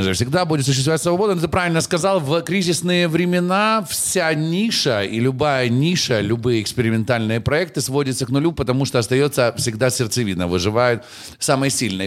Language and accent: Russian; Kyiv, Ukraine; Я парень из Дарницы